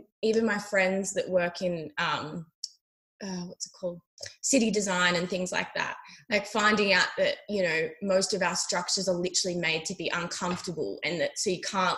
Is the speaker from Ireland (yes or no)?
no; Australia; making people feel comfortable in the bush is such an important thing as an Australian, I think, to do, or just being in nature.